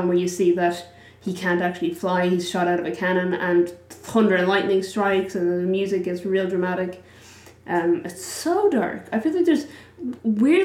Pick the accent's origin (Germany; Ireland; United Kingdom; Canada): Ireland; as an Irish person